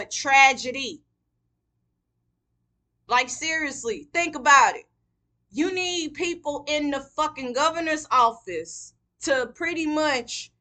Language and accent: English; Mississippi, United States; now in Houston, United States; I'm not even a Texan. I wasn't even born in Texas. I was born in Mississippi.